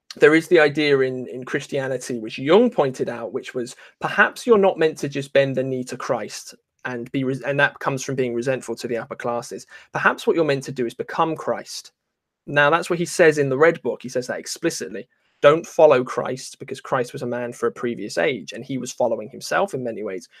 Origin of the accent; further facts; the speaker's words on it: England, United Kingdom; I'm not an Englishman, though. I'm half Irish.